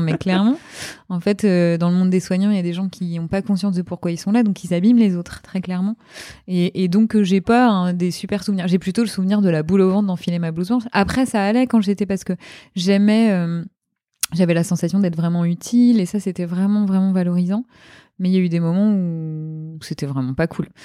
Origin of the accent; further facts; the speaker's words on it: Normandy, France; moved away as an adult; also born or lived in Hauts-de-Seine, France; je suis originaire de Normandie à la base